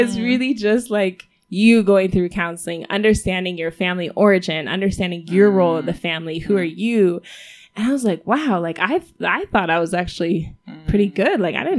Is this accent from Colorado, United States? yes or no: yes; Denver, Colorado, United States; now in Rwanda; I was born in the U.S. I was born in Denver, Colorado.